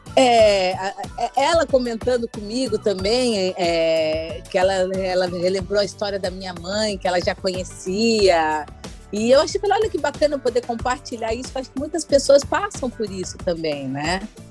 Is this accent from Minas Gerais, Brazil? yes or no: yes; Minas Gerais, Brazil; accent: meio mineiro; eu tenho um sotaque muito único, né? Que é meio mineiro